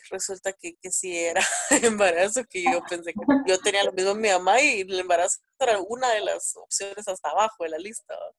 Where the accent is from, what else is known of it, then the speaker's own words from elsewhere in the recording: Guatemala City, Guatemala Department, Guatemala; soy de Guatemala, tengo 26 años